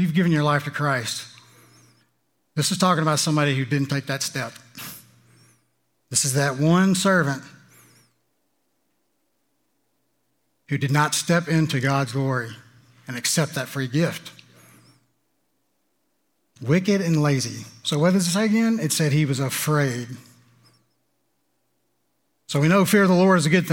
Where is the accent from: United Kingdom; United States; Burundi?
United States; Louisiana; I'm from Louisiana